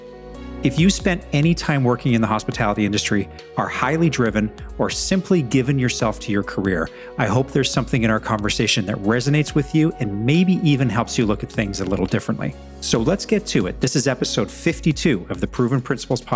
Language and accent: English; Edmonton, Alberta, Canada; my hometown of Edmonton, Alberta in Canada